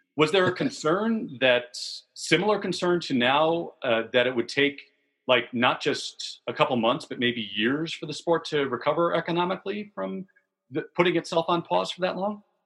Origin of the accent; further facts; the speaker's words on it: Vernon Hills, Illinois, United States; also born or lived in Edgewater, Chicago; now in Chicago, United States; Grew up in Vernon Hills